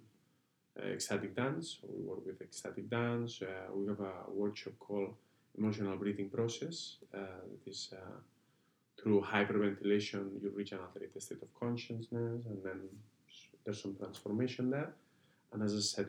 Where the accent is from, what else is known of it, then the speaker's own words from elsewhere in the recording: Barcelona, Catalonia, Spain; I'm Catalan, I'm from Barcelona